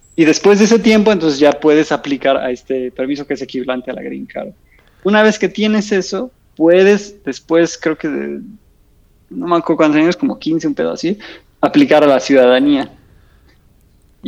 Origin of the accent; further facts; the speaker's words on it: Mexico; now in Switzerland; como mexicano